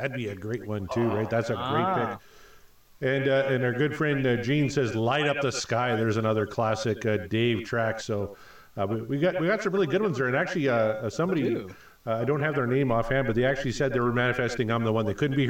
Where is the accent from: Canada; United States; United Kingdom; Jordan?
Canada; Saskatchewan; We're both from Saskatchewan.